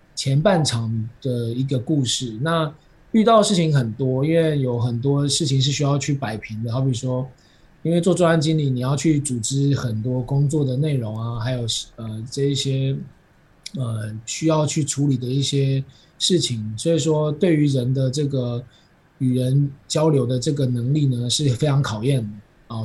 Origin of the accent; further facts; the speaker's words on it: Taiwan; 咱们台湾人